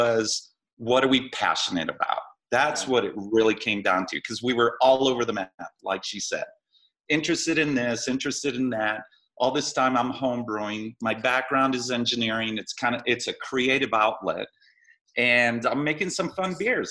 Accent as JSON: {"language": "English", "town": "Boulder", "region": "Colorado", "country": "United States", "tie": "born or raised there", "also_born_or_lived": "California", "said": "I grew up in Boulder, went to Fairview University, Colorado."}